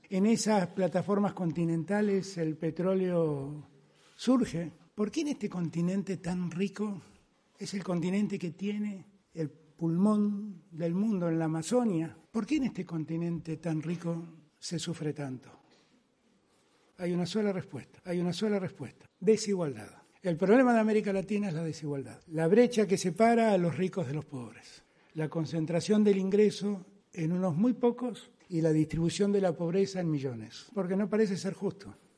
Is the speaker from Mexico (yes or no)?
no; Argentina; mi pueblo, la Argentina